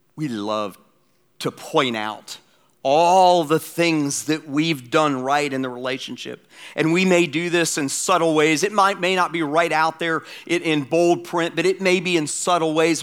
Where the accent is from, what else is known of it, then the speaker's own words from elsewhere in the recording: Atlanta, Georgia, United States; my hometown, Atlanta